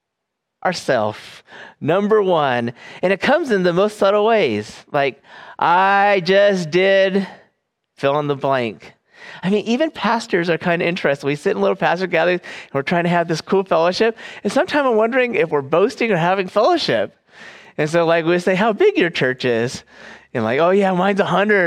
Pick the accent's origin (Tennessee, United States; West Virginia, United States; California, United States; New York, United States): California, United States; moved away; I am from California